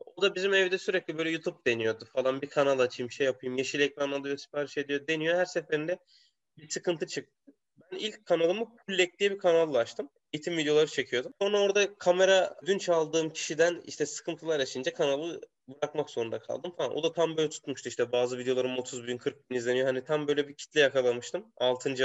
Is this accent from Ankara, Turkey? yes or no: no; Konya, Turkey; moved away as an adult; also born or lived in Poland / Germany / Romania; now in Belgium; ben oranın doğma büyüme çocuğum